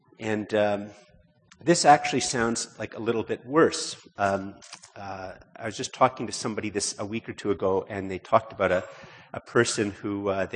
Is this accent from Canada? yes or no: yes; Canada; most of us, because we're Canadian